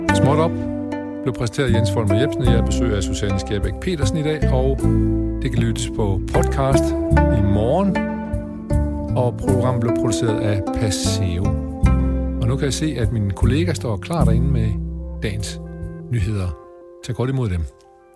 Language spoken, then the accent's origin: Danish; Denmark; vi som danskere